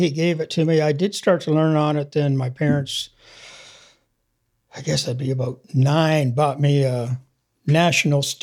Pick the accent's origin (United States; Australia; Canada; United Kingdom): Canada; Hamilton, Ontario; born there; I was born in Hamilton, Ontario, which is right on the end of Lake Ontario. It's about uh, forty minutes from Toronto.